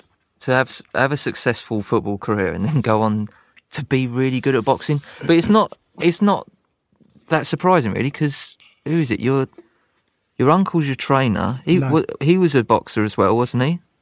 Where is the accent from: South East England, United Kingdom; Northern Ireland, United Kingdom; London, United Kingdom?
London, United Kingdom; Croydon; born or raised there